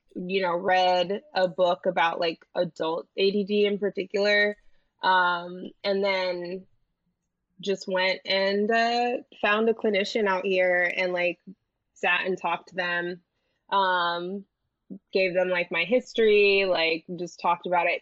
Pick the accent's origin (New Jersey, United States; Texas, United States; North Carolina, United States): New Jersey, United States; where I grew up in Jersey